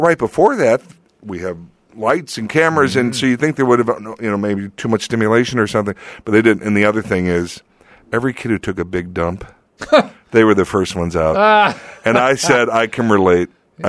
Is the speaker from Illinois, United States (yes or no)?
yes; Lansing, Illinois, United States; moved away; Lansing, Illinois. Lansing, Illinois. Right outside of Chicago.